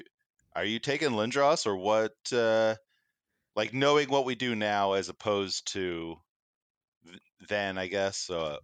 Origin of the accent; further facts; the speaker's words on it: Halifax, Nova Scotia, Canada; born there; Similarly, I was actually born in Halifax, but I wouldn't say I'm from Halifax.